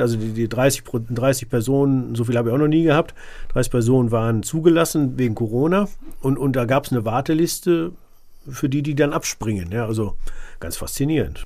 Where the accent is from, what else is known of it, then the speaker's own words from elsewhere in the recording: Sauerland, North Rhine-Westphalia, Germany; wo ich herkomme, das ist äh, äh tiefstes Sauerland